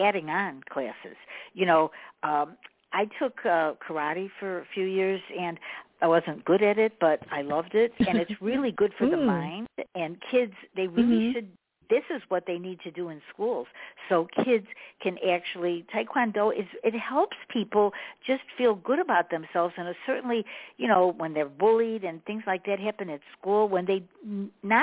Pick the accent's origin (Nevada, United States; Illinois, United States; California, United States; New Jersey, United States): Illinois, United States; Chicago; I'm from Chicago